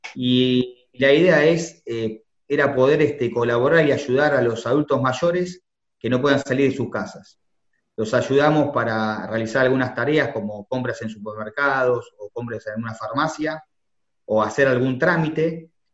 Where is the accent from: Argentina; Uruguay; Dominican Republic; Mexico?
Argentina; como argentino